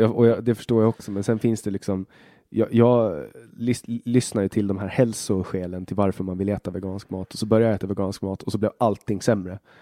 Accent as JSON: {"language": "Swedish", "country": "Åland Islands", "also_born_or_lived": "Finland / Sweden", "said": "jag är ju inte svensk, utan jag är från, från Åland"}